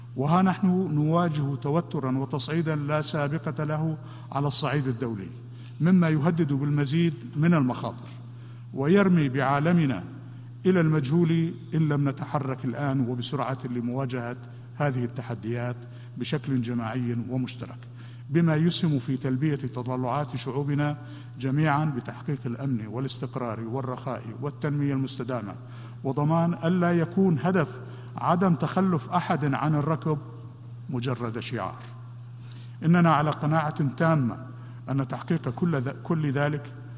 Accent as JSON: {"language": "Arabic", "country": "Syria", "said": "بلادي سوريا"}